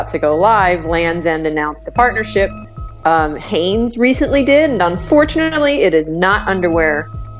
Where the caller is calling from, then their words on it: Audubon, New Jersey, United States; Audubon, New Jersey, so right outside of Philadelphia.